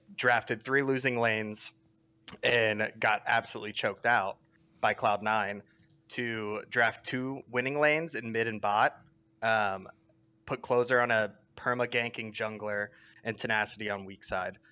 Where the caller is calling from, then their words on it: Los Angeles, California, United States; I'm calling from Los Angeles